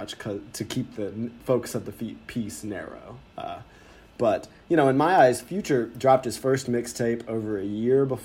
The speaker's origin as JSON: {"language": "English", "town": "Atlanta", "region": "Georgia", "country": "United States", "tie": "born or raised there", "said": "as a kid growing up in Atlanta"}